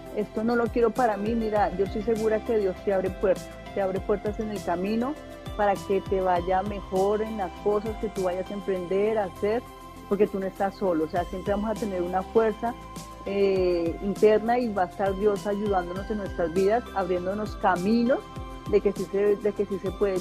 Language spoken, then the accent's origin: Spanish; Colombia; now in Atlanta, United States; es mi tierra eh, y llegar allá como, como colombiana, eh, emprendedora, empresaria, inmigrante que llegó a los Estados Unidos